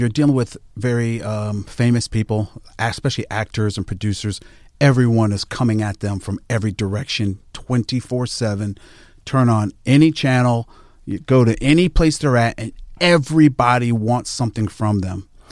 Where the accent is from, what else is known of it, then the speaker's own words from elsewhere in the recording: Jamaica; I'm a Jamaican.